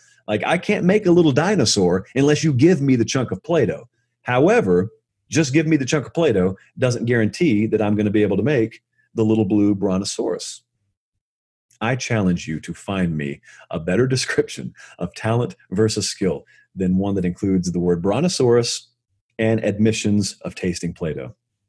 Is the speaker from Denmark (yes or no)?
no; Deep South, United States; trust me, I grew up in the Deep South, so I say